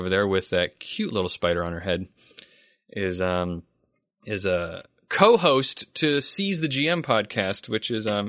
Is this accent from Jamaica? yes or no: no; Charleston, South Carolina, United States; also born or lived in Columbia, South Carolina; I'm from Charleston, which is actually where I grew up in Charleston.